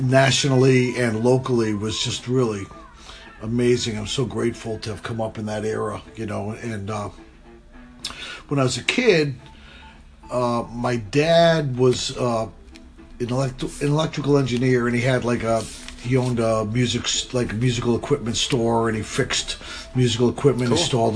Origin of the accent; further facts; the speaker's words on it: New London, Connecticut, United States; where I was born and raised, was uh, a little town in Connecticut called New London, Connecticut, uh, southeastern Connecticut